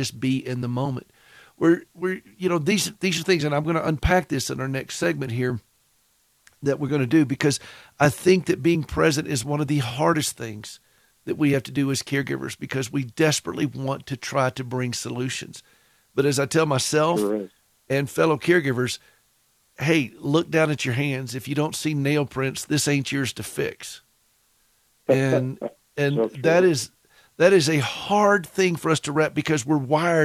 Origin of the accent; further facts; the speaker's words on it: the South, United States; accent: Southern; my Southern accent comes through